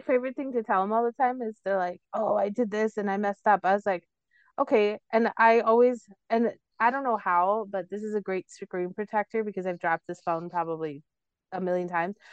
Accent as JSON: {"language": "English", "town": "Cicero", "region": "Illinois", "country": "United States", "tie": "born or raised there", "said": "where I grew up, I grew up in Cicero"}